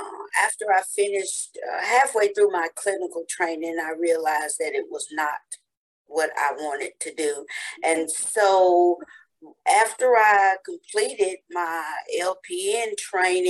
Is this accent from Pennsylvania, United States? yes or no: no; Humboldt, Tennessee, United States; my hometown of Humboldt